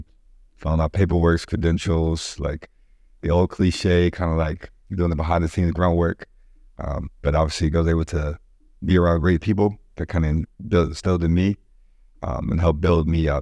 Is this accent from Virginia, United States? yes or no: yes; Richmond, Virginia, United States; I was at BCU, I'm from Richmond, I got my first apartment, I'm like 24.